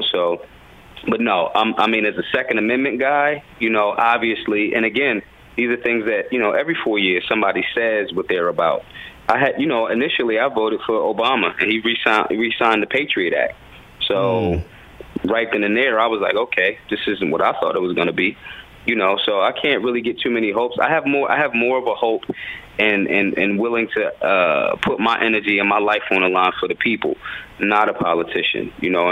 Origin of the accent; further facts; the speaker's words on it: Philadelphia, Pennsylvania, United States; I'm from Philadelphia